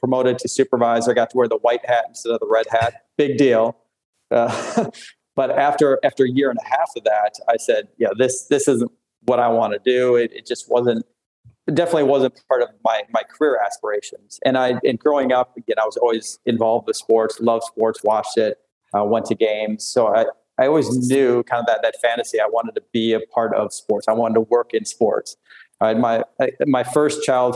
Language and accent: English; Mayville, Wisconsin, United States; I grew up in Wisconsin, born and raised